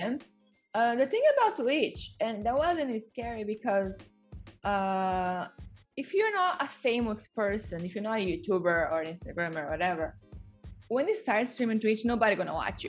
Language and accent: English; Brazil; English is a second language; I grew up with some in Brazil